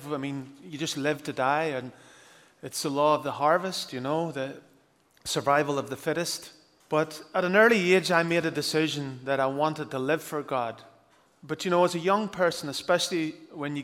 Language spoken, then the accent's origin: English; Northern Ireland, United Kingdom